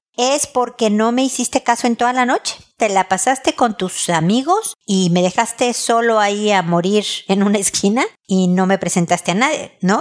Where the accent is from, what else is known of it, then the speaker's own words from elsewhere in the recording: Mexico; soy mexicana